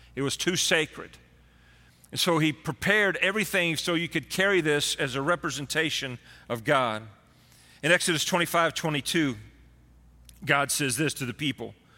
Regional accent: Texas, United States; being a Texan, Born and raised in Texas

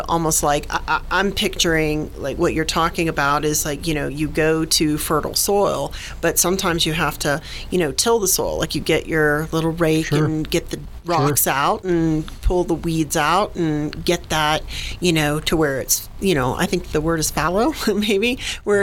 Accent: Jacksonville, Florida, United States; moved away; I'm originally a Floridian

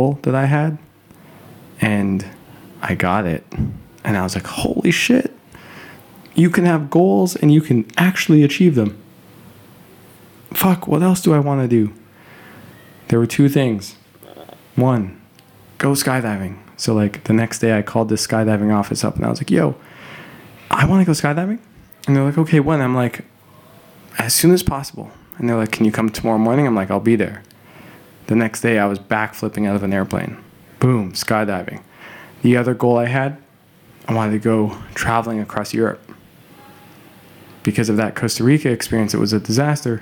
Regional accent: Calgary, Alberta, Canada; moved away; I will also be in my hometown of Calgary

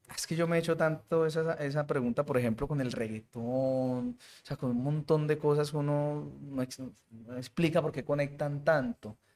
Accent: Colombian Caribbean coast, Caribbean Region, Colombia; now in Medellín, Colombia; yo soy costeño

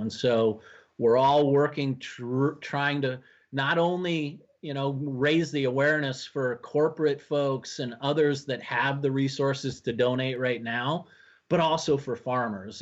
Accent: Washington, United States; now in Minnesota, United States; I was born and raised in Washington State

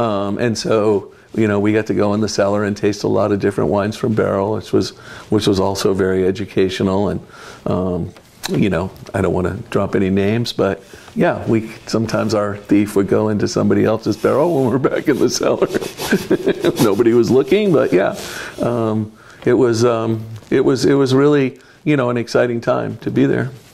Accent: Fresno, California, United States; moved away as an adult; also born or lived in Michigan; now in Oregon, United States; I grew up in Fresno, California

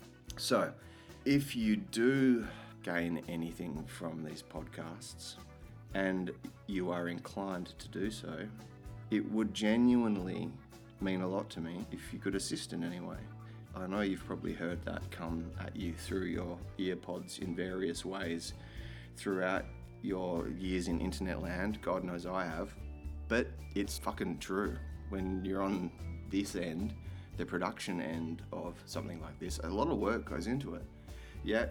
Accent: Perth, Western Australia, Australia; I grew up smack bang in the leafy green western suburbs of Perth

